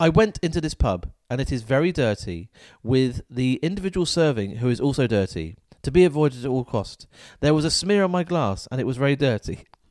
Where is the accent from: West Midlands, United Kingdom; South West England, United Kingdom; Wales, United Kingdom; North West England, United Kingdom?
South West England, United Kingdom; Falmouth; Falmouth is my hometown